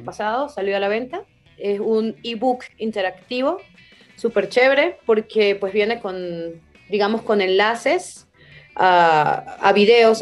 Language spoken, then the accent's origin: Spanish; Venezuela; moved away; also born or lived in Germany; en el muro en el que yo entrenaba e, en Venezuela, era un muro del Estado y los mismos escaladores éramos los que lo manteníamos